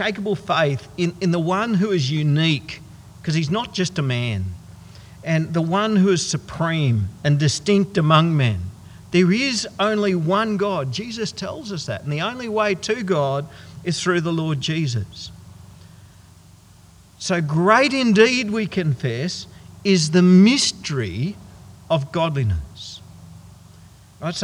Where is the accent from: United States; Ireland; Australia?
Australia; Goondiwindi, Queensland; a whole bunch of us from my hometown of Gundawindi